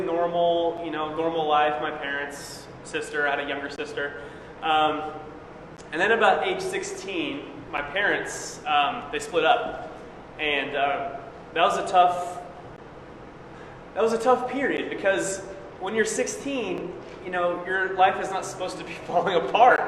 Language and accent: English; Springfield, Missouri, United States; moved away as an adult; I was born in Springfield, Missouri